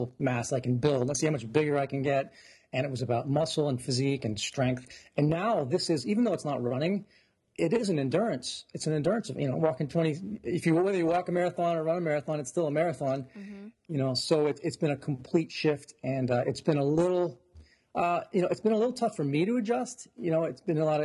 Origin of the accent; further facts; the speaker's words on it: Santa Clara, California, United States; now in New Jersey, United States; I was born in California in the Bay Area and in Santa Clara.